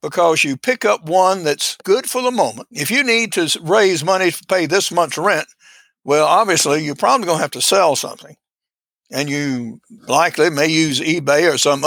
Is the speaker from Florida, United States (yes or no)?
no; Georgia, United States; also born or lived in Alaska; I'm a product of the rural South. I was born in Georgia